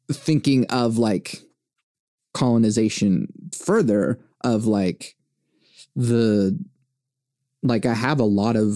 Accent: Venezuela; born there; because I was born in Venezuela.

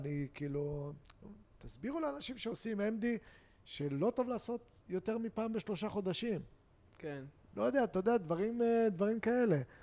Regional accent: Haifa, Haifa District, Israel; אני יהודי, ישראלי, אה, חיפאי

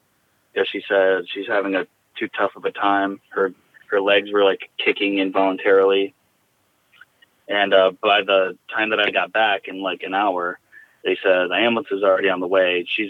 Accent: Jackson, United States; the hospice in my hometown in Jackson was, I mean, they were just incredible

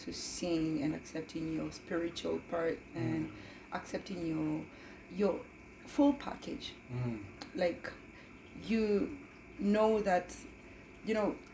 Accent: Kenya; moved away as an adult; also born or lived in Germany; now in Canada; I was born and raised in Kenya.

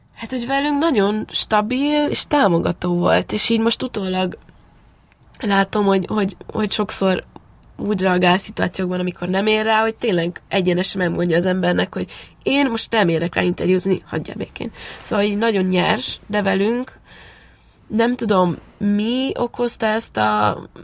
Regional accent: Transylvania, Romania; moved away as an adult; now in Hungary; Én nyilván Erdélyben nőttem fel

